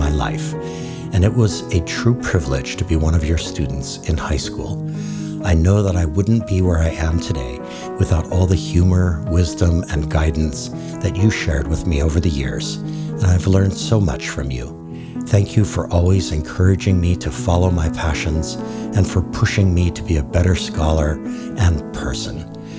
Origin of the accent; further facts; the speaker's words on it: Hawaii, United States; So I was born and raised in rural Hawaii